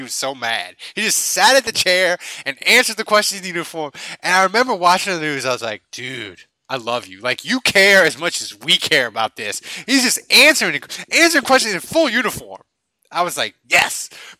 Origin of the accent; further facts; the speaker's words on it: New Orleans, Louisiana, United States; Milne. That's the street I grew up on in Lakefield.